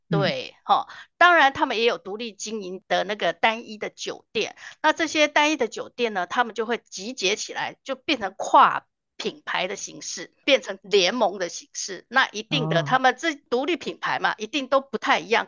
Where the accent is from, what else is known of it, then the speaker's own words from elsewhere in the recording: Taiwan; 我们台湾